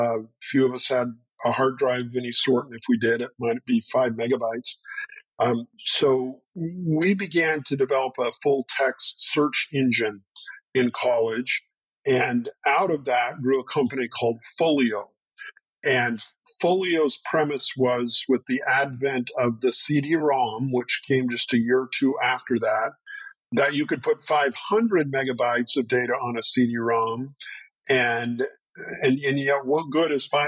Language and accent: English; Montana, United States; But yeah, I call myself a Montanan.